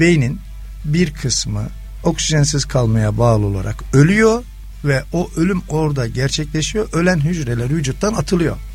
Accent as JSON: {"language": "Turkish", "region": "Amasya", "country": "Turkey", "said": "ben Amasyalıyım."}